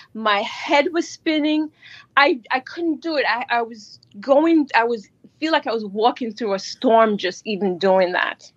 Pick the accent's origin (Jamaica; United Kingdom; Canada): Jamaica; now in New York, United States; I was born in Jamaica, and I migrated here. I live in New York